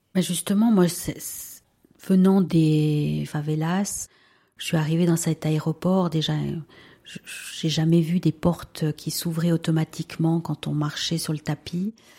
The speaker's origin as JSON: {"language": "French", "region": "Valais", "country": "Switzerland", "tie": "born or raised there", "also_born_or_lived": "Peru", "first_language": "Spanish", "second_language": "French", "said": "j'ai 45 ans et je suis valaisanne. J'ai grandi dans une famille euh, tout à fait classique"}